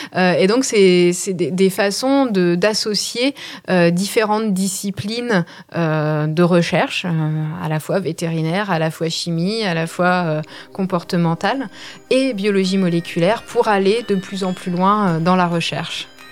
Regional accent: France; en tant que Français

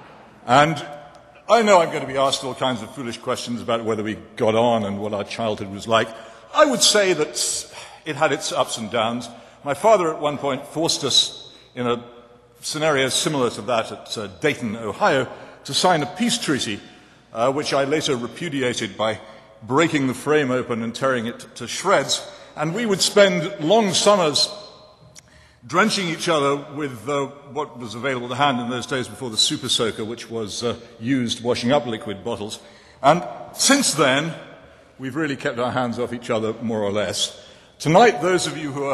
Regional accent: England, United Kingdom; the religion that I grew up with in England was not what you might think

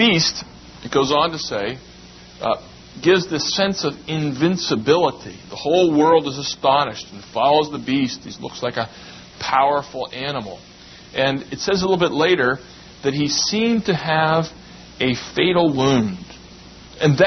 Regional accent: United States; we should be glad to be Americans. It's a wonderful land that we've had the privilege of being born

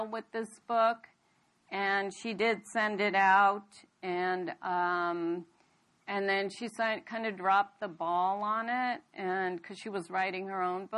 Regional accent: United States; also born or lived in India; I'm born in India, but I came here when I was a very young girl, 4 years old, and I grew up here

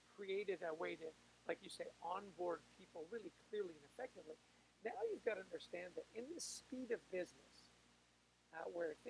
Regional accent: Canada; I'm Canadian.

